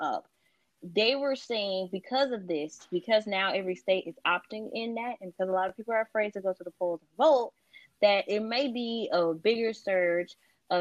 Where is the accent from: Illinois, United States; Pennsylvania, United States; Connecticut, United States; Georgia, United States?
Illinois, United States; we're from Illinois